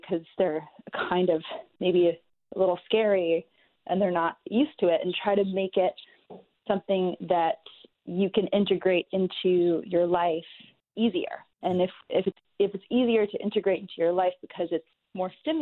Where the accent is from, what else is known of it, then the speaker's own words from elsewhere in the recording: New York, United States; my own experience growing up in New York